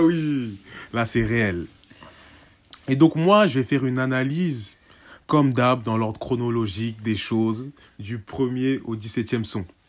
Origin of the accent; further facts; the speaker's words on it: Senegal; en tant que Sénégalais